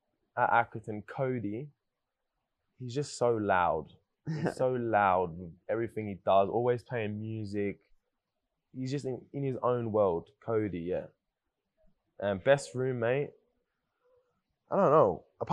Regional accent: Paris, Île-de-France, France; I'm from Paris as well

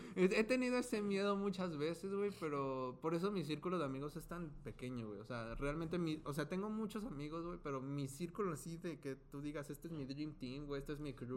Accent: Zapopan, Jalisco, Mexico; moved away; Soy de Guadalajara

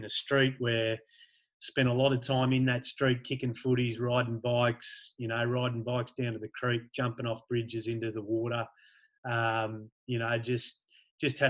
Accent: Wodonga, Victoria, Australia; my memories of Wodonga and growing up are really fond ones

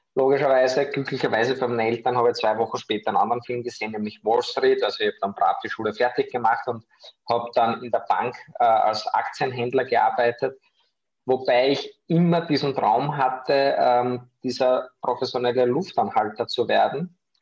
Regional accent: Austria; ich komme aus Österreich, wie man unschwer an meinem Sprachfehler hören kann

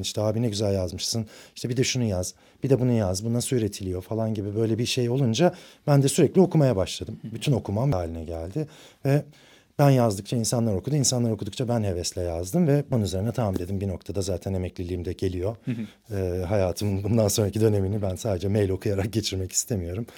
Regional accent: Ankara, Turkey; moved away as an adult; now in Istanbul, Turkey; Aslında Ankaralıyım. Bütün okul hayatım Ankara'da geçti

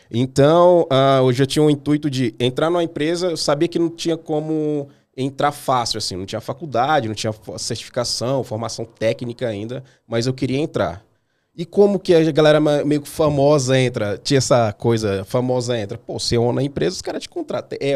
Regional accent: Maranhão, Brazil; moved away; É, eu vim do Maranhão, eu vim do Maranhão faz 13 anos, eu acho.

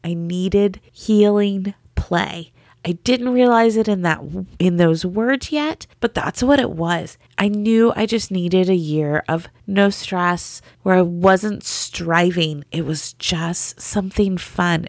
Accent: the South, United States; I grew up in the South, and in the South, Jesus is just a part of the culture

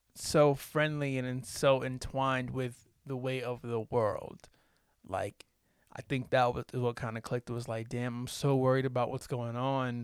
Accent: the South, United States; I'm from the South, so I, I just say Dakota

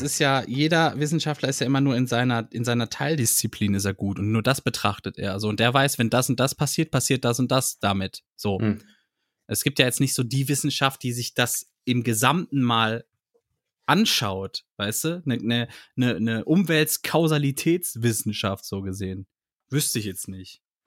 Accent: Heinsberg area, North Rhine-Westphalia, Germany; ich bin ja irgendwo da in der Gegend auch groß geworden, ne? Im, im Heinsberger Raum.

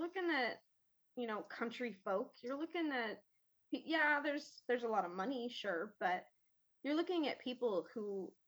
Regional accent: California, United States; also born or lived in Nevada; now in Ireland; we moved to California when I was 5. So I stay California

